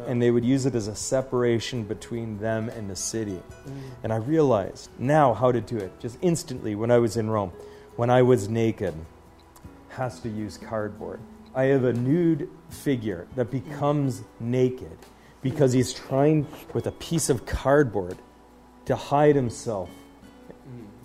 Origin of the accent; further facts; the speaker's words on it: Waterloo, Ontario, Canada; this sculpture here so close to my hometown in uh, Waterloo